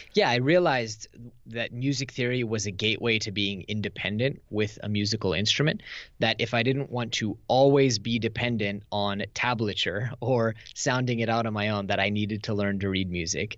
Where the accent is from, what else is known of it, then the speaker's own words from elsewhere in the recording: Silicon Valley, California, United States; moved away as an adult; now in Tel Aviv, Israel; I grew up in Silicon Valley. I live in Israel with my wife, uh, in Tel Aviv